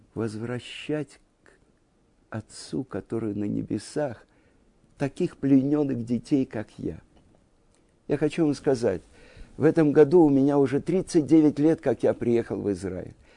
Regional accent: Moscow, Russia; moved away as an adult; also born or lived in Jerusalem, Israel; now in Israel; из Москвы

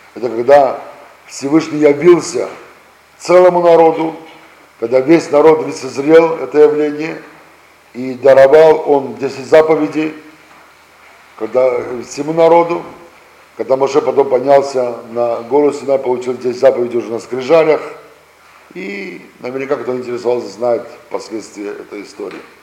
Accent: Russia; мы сами родились здесь, в России

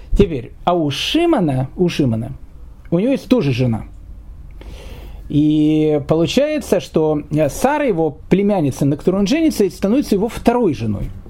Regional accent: Kyiv, Ukraine; moved away as an adult; also born or lived in Australia / Israel; я сам из Киева

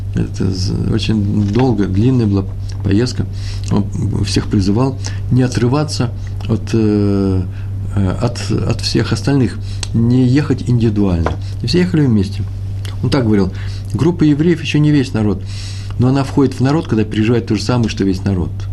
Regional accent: Russia

